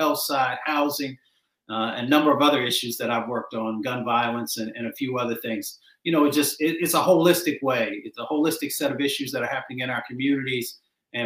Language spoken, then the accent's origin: English; Detroit, Michigan, United States; also born or lived in West Virginia; I grew up in Appalachia and then I grew up in Michigan and in Detroit.